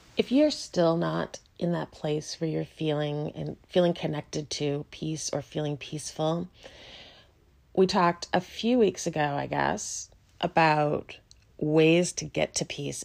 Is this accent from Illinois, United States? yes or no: yes; Chicago, Illinois, United States; I grew up in Chicago